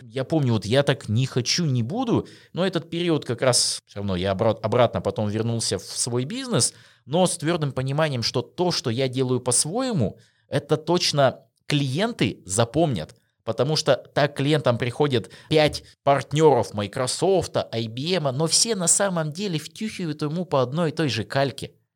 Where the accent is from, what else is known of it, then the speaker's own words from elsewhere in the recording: Russia; наша диджитал-индустрия в России